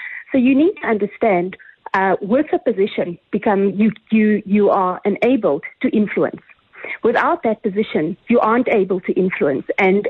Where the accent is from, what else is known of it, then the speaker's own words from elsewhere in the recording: South Africa; We cannot regress as a South African nation.